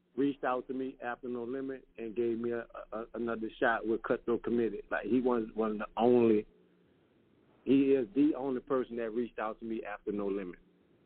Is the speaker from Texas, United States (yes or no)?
no; New Orleans, Louisiana, United States; Magnolia Project, man, is like, we like to say it's Magnolia, Louisiana. It's like a city within a city.